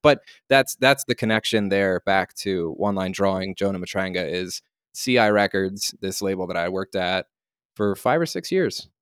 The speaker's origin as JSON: {"language": "English", "town": "Lancaster", "region": "Pennsylvania", "country": "United States", "tie": "born or raised there", "said": "I grew up in Lancaster, Pennsylvania, which is a town about halfway between Philadelphia and Harrisburg and Baltimore."}